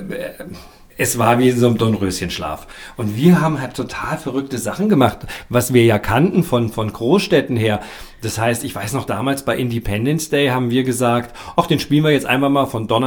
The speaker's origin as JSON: {"language": "German", "town": "Kassel", "region": "Hesse", "country": "Germany", "said": "Ich komme aus Kassel, genau."}